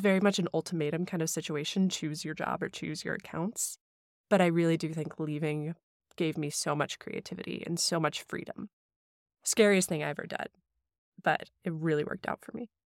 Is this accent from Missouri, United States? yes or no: yes; St. Louis, Missouri, United States; also born or lived in Hong Kong; I grew up in Saint Louis, Missouri, but then for about five to six years in the middle of my childhood, we were expats in Hong Kong